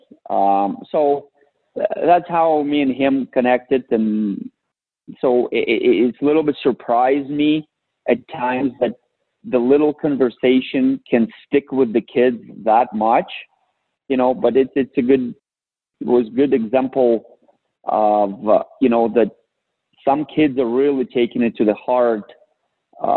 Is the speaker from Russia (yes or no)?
yes; Russia; moved away; I went back and to my hometown